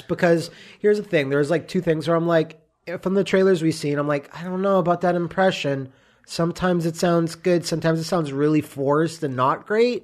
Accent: Canada; me being Canadian

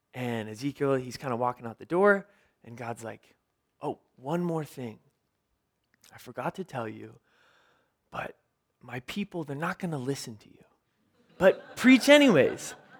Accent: Ventura, California, United States; I grew up in Ventura.

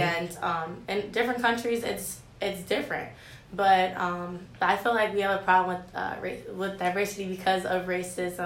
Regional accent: Cleveland, Ohio, United States; now in Fresno, United States; I'm from Cleveland, Ohio, and I study psychology and graphic design here

